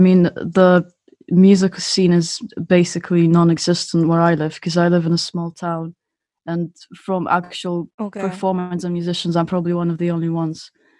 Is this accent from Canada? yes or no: no; Moscow, Russia; moved away as an adult; now in Spain; I'm actually Russian. I was born in Moscow. And about 7 years ago, I moved to Spain.